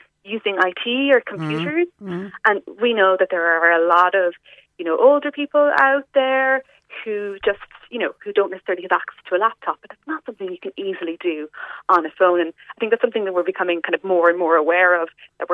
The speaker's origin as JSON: {"language": "English", "area": "West Cork", "region": "Munster", "country": "Ireland", "said": "I'm from West Cork myself"}